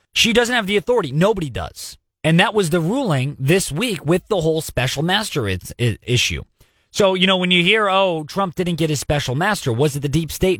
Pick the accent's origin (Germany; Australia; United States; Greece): United States; as an American